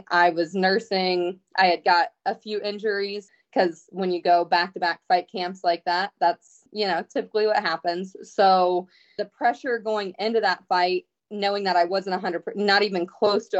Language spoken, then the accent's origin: English; Ohio, United States; my hometown